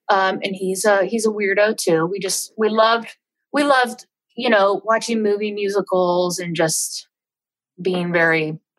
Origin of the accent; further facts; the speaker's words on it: Baton Rouge, Louisiana, United States; also born or lived in Mississippi; But I feel like I grew up in Louisiana and also in Mississippi, sort of I'm right, Baton Rouge is kind of right there, at the top of the toe of the boot.